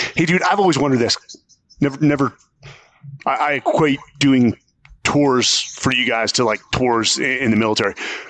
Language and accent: English; San Francisco, California, United States; I come from San Francisco, which is, it was a great place, 80s, 90s.